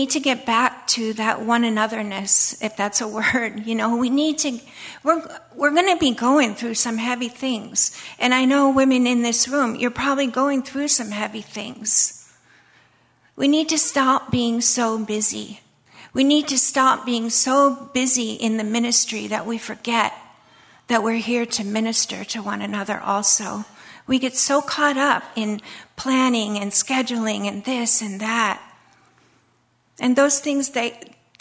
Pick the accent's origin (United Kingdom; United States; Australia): United States; moved away as an adult; I'm an American